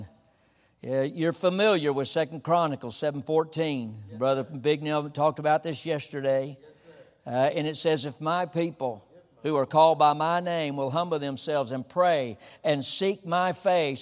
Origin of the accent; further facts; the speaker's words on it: Texas, United States; I'm a Texan